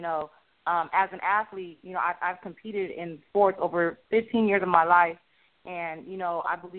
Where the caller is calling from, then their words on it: Los Angeles, California, United States; I'm calling from Hollywood, California.